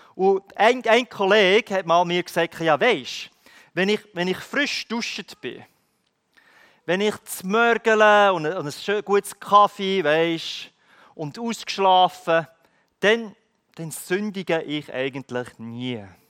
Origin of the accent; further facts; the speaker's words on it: Switzerland; ich als Schweizer